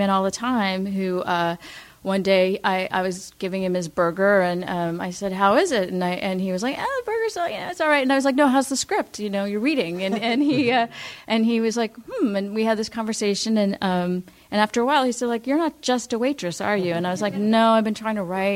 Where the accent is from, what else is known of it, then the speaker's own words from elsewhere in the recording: Los Angeles, California, United States; I grew up here in Los Angeles